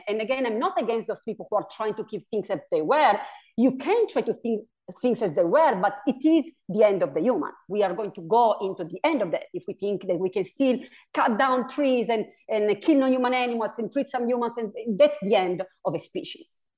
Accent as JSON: {"language": "English", "country": "Italy", "also_born_or_lived": "New York State", "second_language": "English", "moved": "yes", "lives_now": "New York, United States", "said": "my pronunciation here is, is a little off because I'm originally from Italy"}